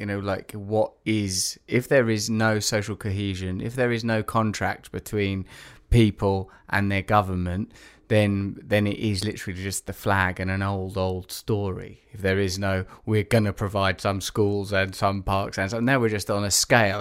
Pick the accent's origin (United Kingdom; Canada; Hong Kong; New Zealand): United Kingdom; England; moved away; being English